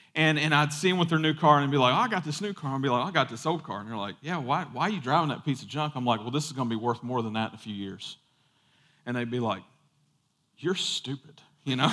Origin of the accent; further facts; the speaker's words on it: United States; we grew up, you know, part of growing up in America